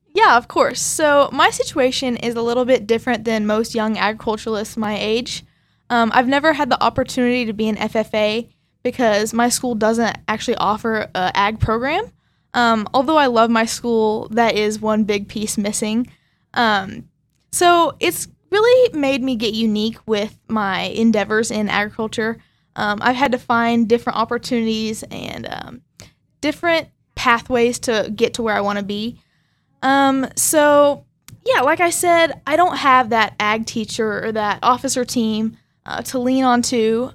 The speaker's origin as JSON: {"language": "English", "town": "Arcadia", "region": "Oklahoma", "country": "United States", "said": "I'm from Arcadia, Oklahoma."}